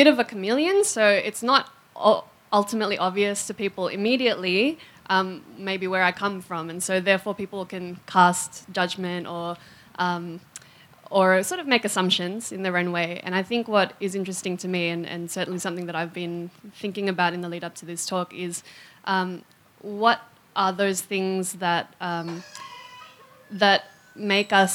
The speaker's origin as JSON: {"language": "English", "town": "Melbourne", "region": "Victoria", "country": "Australia", "tie": "born or raised there", "said": "I was born in Melbourne"}